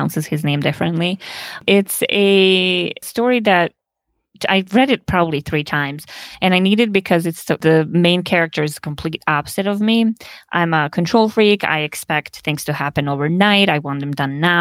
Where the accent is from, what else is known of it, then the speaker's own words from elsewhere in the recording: Montenegro; also born or lived in Bosnia / Chicago, United States; now in Milwaukee, United States; I was born in Bosnia and I grew up in Montenegro